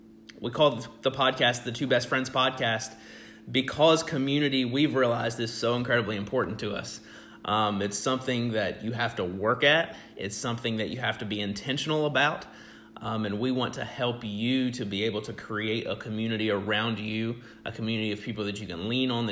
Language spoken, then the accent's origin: English; Virginia, United States; also born or lived in Ohio / Africa / Tennessee; I say I grew up in Virginia, but actually lived a little bit of everywhere at one point in time. Spent some time in Ohio, that's where my family's originally from. Spent some time living in Africa when my family was missionaries there.